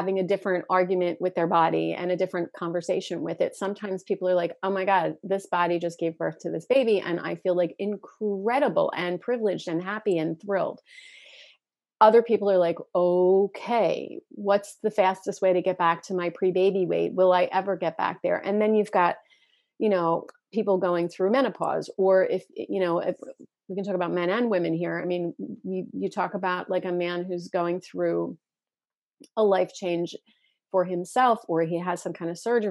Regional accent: Philadelphia, Pennsylvania, United States; I'm from Philly

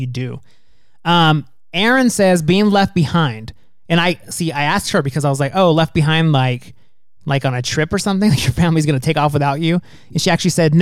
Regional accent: California, United States; now in Arizona, United States; growing up in California

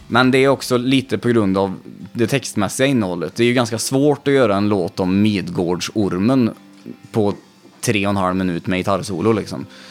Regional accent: Vänersborg, Västra Götaland, Sweden; är man uppvuxen där vi är uppvuxna

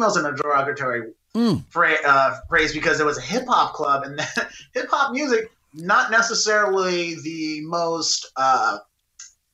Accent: Baltimore, Maryland, United States; I'm born and raised in Baltimore

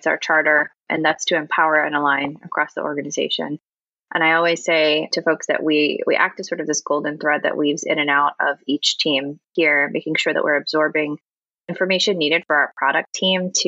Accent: New York, United States; moved away as an adult; also born or lived in North Carolina; now in Raleigh, United States; I am from New York. I ended up coming down with my last company who was looking to expand presence down here

